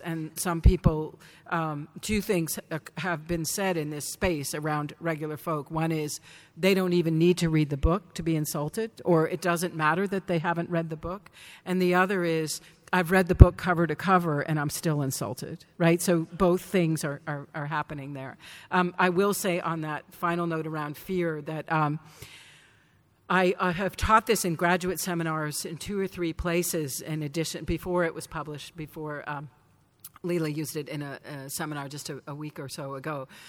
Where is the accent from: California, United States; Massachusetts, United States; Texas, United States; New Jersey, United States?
Massachusetts, United States; Danvers; Salem, where I grew up